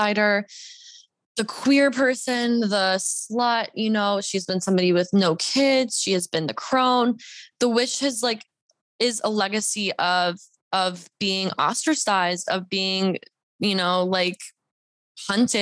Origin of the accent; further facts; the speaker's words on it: Deep South, United States; also born or lived in Bible Belt; now in Los Angeles, United States; I'm a Mexican Jew. I grew up in the deep South